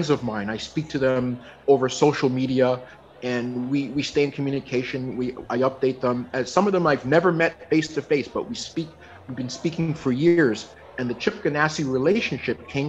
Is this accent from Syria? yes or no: no; Toronto, Ontario, Canada; born or raised there; moved away as an adult; now in Vancouver, Canada